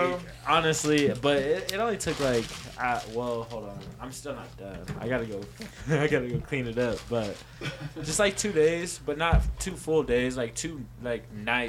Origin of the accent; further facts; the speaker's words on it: Kansas, United States; now in Denver, United States; Kansas. I'm from Kansas.